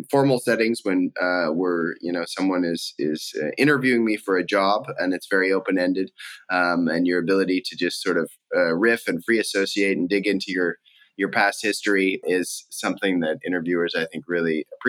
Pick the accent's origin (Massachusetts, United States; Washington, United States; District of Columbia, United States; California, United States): Washington, United States; Spokane; moved away as an adult; I grew up in Spokane, Washington